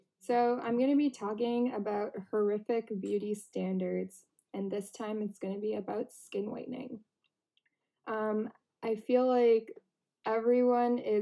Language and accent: English; Canada; when I was growing up in Canada